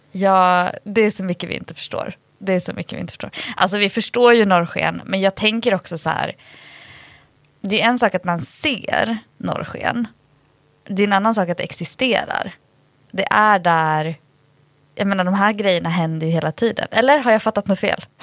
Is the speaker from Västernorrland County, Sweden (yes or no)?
no; Dalarna County, Sweden; Jag är ändå uppvuxen i Dalarna